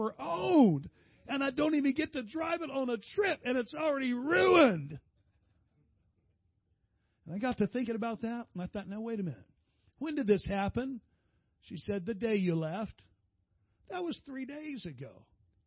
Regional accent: San Diego, California, United States; I'm from San Diego

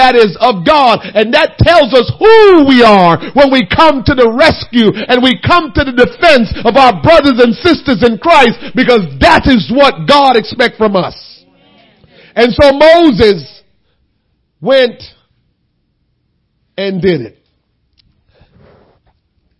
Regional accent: Jamaica; moved away; being a Jamaican

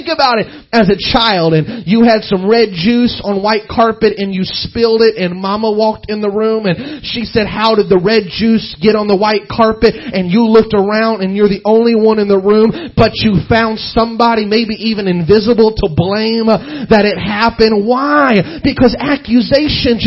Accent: Southeast Missouri, United States; I was raised in Southeast Missouri, so I'm just hick is what I am

